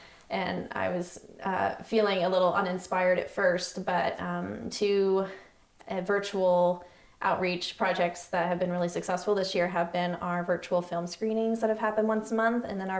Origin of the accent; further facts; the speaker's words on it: Southern Blue Ridge, United States; I mean, and even though I grew up in the Southern Blue Ridge as well, and I don't have a long-standing family history in the region